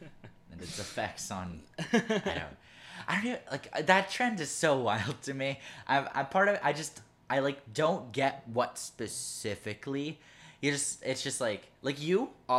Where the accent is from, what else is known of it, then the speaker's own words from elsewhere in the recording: Canada; we're Canadian